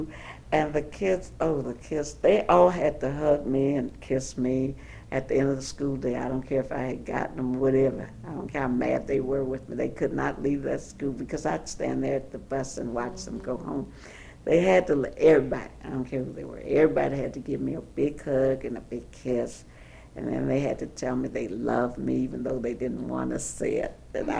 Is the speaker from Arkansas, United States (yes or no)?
no; St. Louis, Missouri, United States; born or raised there; also born or lived in Cotton Valley, Louisiana